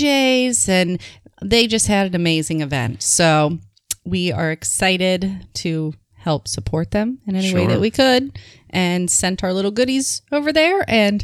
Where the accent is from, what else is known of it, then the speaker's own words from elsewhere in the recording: Michigan, United States; now in Florida, United States; I grew up in Michigan